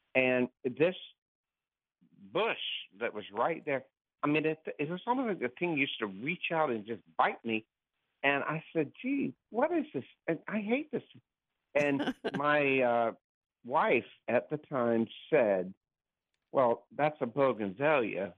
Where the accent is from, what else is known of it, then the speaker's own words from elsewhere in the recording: Clearwater, Florida, United States; also born or lived in Winter Haven, Florida / Gainesville, Florida / New York / Long Island; I was actually born here, but I was raised in Clearwater